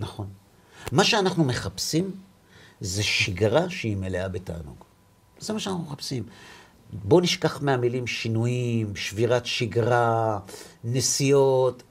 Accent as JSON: {"language": "Hebrew", "town": "Bnei Brak", "region": "Tel Aviv District", "country": "Israel", "said": "אני בא מבני ברק"}